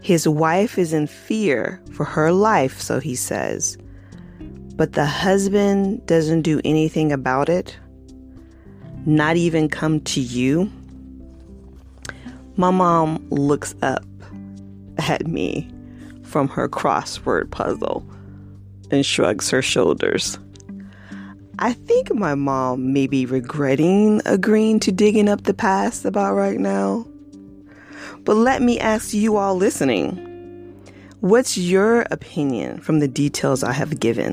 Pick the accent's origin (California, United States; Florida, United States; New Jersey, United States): Florida, United States; Largo; also born or lived in Clearwater, Florida; I didn't start living till I was 9, once we moved from Clearwater, Florida to Largo, Florida, in that huge house that my dad ironically built right next to my grandmother